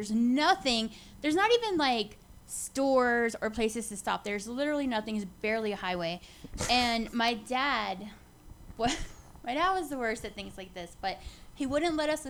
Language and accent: English; Houston, Texas, United States; I grew up in Houston.